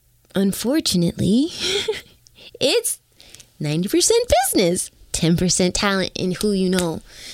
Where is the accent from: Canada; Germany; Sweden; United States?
Canada; Toronto, Ontario